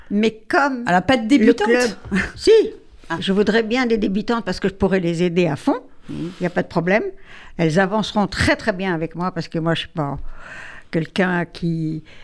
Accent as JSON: {"language": "French", "country": "Tunisia", "said": "je suis aussi de Tunisie, hein."}